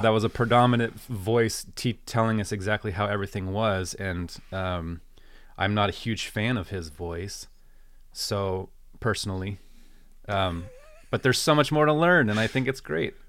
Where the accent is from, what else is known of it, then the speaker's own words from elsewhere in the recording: United States; growing up in American Christianity